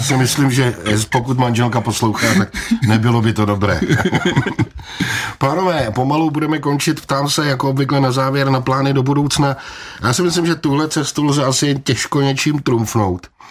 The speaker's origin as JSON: {"language": "Czech", "country": "Czechia", "said": "jako správný Čech"}